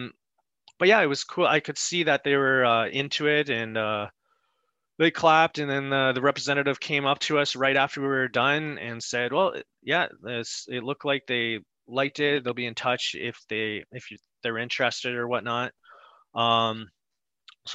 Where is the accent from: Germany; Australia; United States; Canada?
Canada; we're from Canada